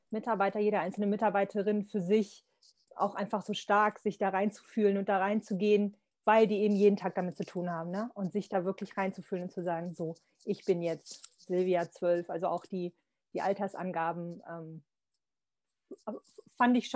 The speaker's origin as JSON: {"language": "German", "region": "Lower Saxony", "country": "Germany", "said": "ich komme aus Niedersachsen, ähm, jetzt äh, wohne ich in Niedersachsen"}